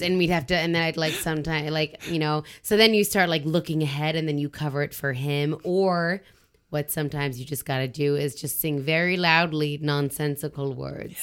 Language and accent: English; Southern Ontario, Canada; moved away as an adult; now in Quebec, Canada; I was uh, born and raised in Southern Ontario